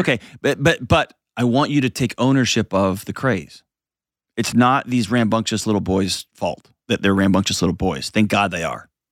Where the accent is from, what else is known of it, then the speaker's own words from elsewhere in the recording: Houston, Texas, United States; moved away; my hometown in H-Tonga